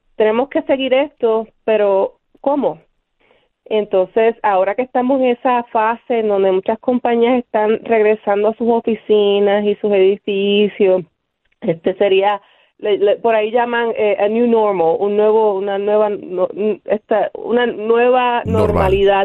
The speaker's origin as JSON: {"language": "Spanish", "town": "Bayamón", "country": "Puerto Rico", "tie": "born or raised there", "also_born_or_lived": "Río Piedras, Puerto Rico", "moved": "yes", "lives_now": "Pittsburgh, United States", "said": "soy nacida y criada en Bayamón, Puerto Rico."}